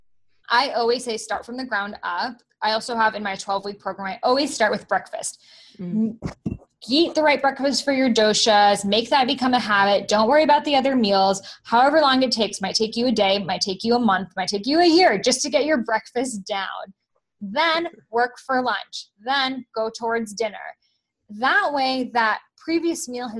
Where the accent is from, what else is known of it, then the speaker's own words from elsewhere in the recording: Boston, Massachusetts, United States; I grew up in Boston